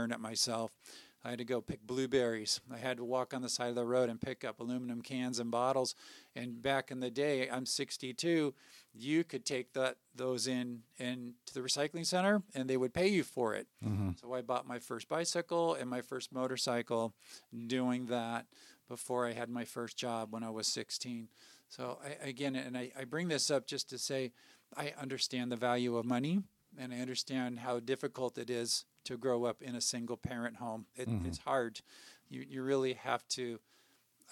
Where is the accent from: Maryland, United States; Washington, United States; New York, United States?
Washington, United States; Puyallup; moved away as an adult; now in Spokane Valley, United States; I grew up in Puyallup